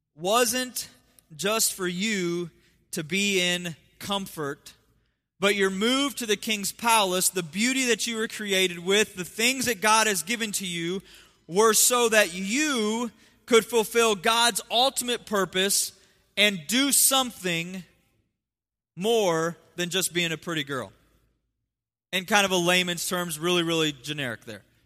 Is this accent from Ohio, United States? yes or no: yes; Ohio, United States; moved away; I'm from Ohio